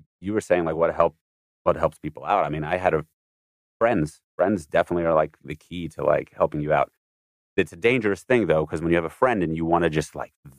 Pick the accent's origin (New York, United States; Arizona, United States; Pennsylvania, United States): New York, United States; now in Los Angeles, United States; as a New Yorker